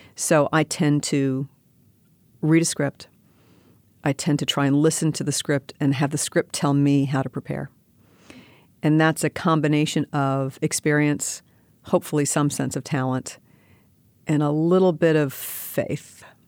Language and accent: English; New York City, New York, United States; I grew up in New York City.